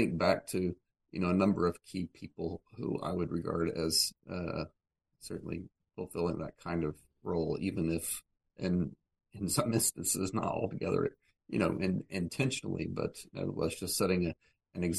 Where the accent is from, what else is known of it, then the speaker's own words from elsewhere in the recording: Oklahoma, United States; moved away as an adult; also born or lived in Kansas / Ethiopia; I grew up in the U.S., in Kansas and Oklahoma, sort of a little bit of both. But kind of claim Oklahoma as home